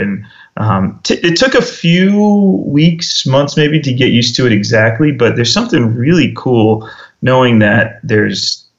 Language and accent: English; New York, United States; also born or lived in Minnesota / Indiana / Washington, D.C.; now in Phoenix, United States; I grew up in New York.